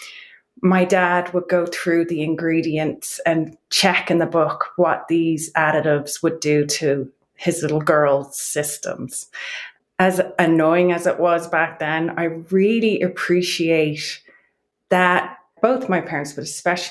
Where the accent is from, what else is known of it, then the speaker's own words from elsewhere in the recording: Wicklow, County Wicklow, Ireland; accent: Irish; moved away as an adult; now in Boulder County, Colorado, United States; I'm from a small town in County Wicklow called Wicklow Town. And I moved over here to Boulder County, Colorado when I was 25